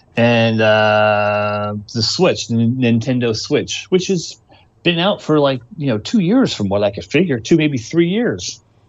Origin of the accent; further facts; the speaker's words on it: Georgia, United States; Just because I'm from Georgia, you know?